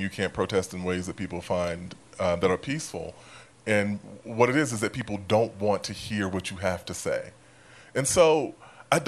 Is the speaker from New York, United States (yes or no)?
yes; New York City, New York, United States; I am from South Jamaica